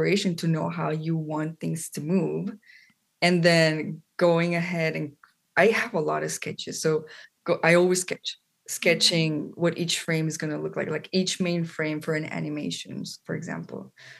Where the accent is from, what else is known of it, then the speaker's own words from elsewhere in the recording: Colombia; moved away as an adult; now in United States; I am from Colombia, South America. That's where I grew up